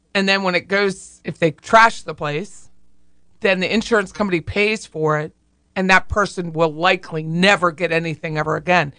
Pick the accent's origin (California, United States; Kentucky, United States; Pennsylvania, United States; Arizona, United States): Pennsylvania, United States; I'm from Pennsylvania